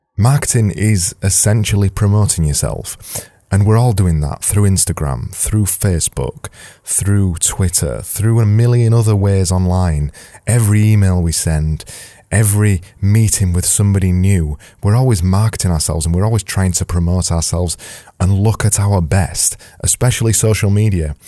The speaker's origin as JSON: {"language": "English", "country": "United Kingdom", "said": "I'm British"}